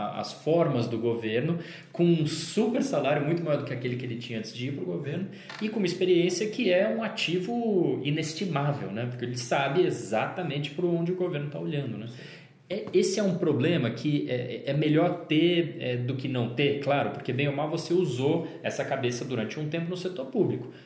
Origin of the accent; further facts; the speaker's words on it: São Paulo, Brazil; moved away as an adult; also born or lived in Brasília; quando eu saí de São Paulo, onde eu nasci e morei, e fui morar em Brasília, onde eu passei sete anos da minha vida